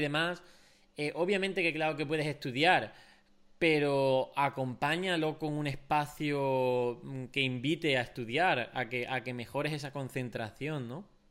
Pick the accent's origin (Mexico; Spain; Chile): Spain; como españoles también somos muy sociales